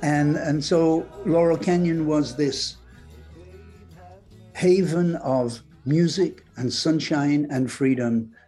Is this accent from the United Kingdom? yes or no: yes; England, United Kingdom; moved away; I came from England, where, you know, if you blink, you miss summer